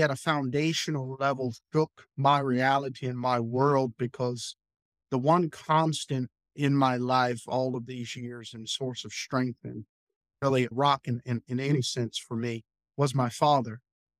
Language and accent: English; Arlington, Virginia, United States; born there; I was born in Arlington, Virginia, in a community called Green Valley, which is in South Arlington